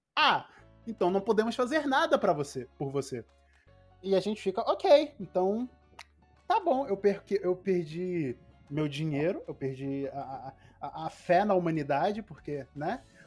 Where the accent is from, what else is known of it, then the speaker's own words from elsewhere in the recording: Angola; also born or lived in France; eu, estava em África, fui pra Europa, voltei pra África